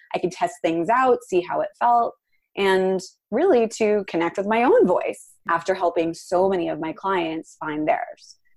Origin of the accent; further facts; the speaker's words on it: New York City, New York, United States; also born or lived in Venice, Los Angeles; now in Los Angeles, United States; I am from the East Village of Manhattan